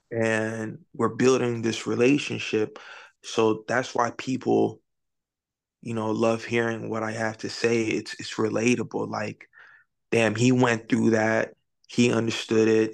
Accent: Palm Beach, Florida, United States; I'm from Florida, Palm Beach.

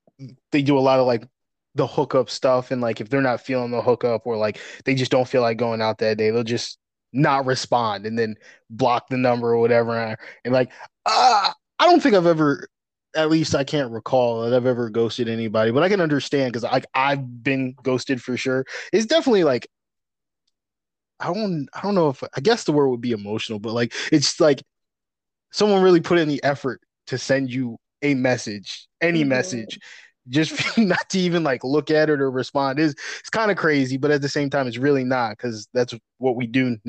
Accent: Syracuse, New York, United States; I'm from like upstate New York

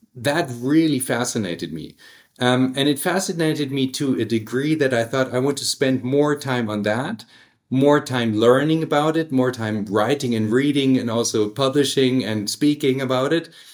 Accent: Stuttgart, Baden-Württemberg, Germany; also born or lived in United States; now in Hamburg, Germany; I grew up in Stuttgart, which is a uh, in, in, the Swabian area

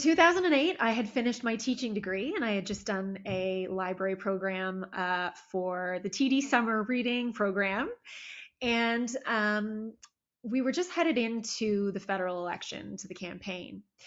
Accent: Toronto, Ontario, Canada; also born or lived in Barrie, Ontario; I was born in Toronto, and then when I was about 10 years old, we moved just outside of what is uh, now Barrie

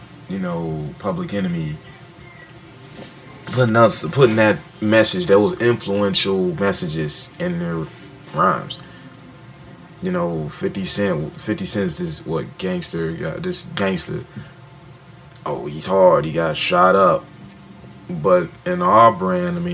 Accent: Detroit, Michigan, United States; I'm from Detroit, Motown, where all the greats are at.

